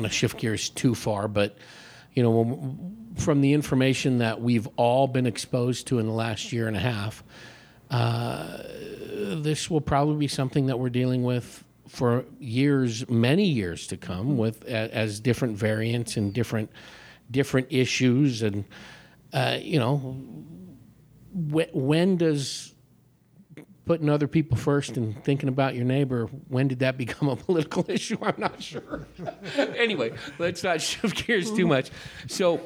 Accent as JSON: {"language": "English", "town": "Oakland", "region": "California", "country": "United States", "tie": "born or raised there", "also_born_or_lived": "Paulden, Arizona", "moved": "as an adult", "lives_now": "Prescott area, Arizona, United States", "said": "I grew up in Oakland, California"}